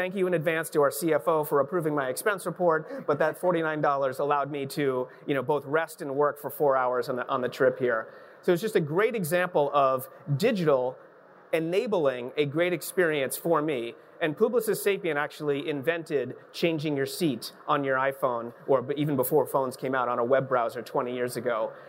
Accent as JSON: {"language": "English", "town": "Boston", "region": "Massachusetts", "country": "United States", "said": "I'm from Boston"}